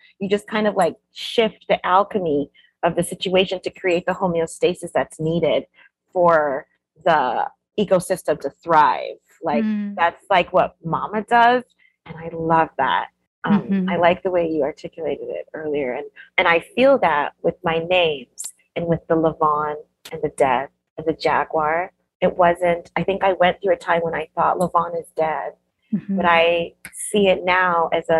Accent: Canada; born there; That's how I was born in Canada.

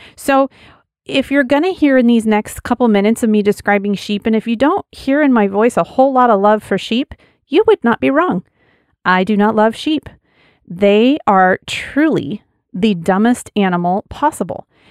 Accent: Wyoming, United States; As a kid, I, I grew up in Wyoming on a big ranch, and we had sheep.

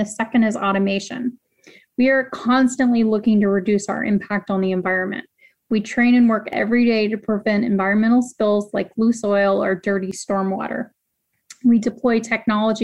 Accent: Jacksonville, Florida, United States; I grew up in Jacksonville

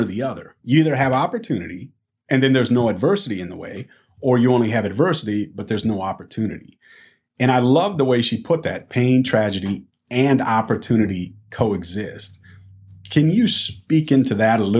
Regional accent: Iowa, United States; I'm a Midwest guy. I'm from Iowa

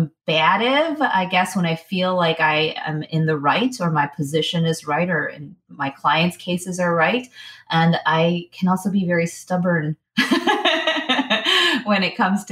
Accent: Chicago, Illinois, United States; I grew up in Chicago, Illinois. So born and raised in Chicago or the outlying suburbs

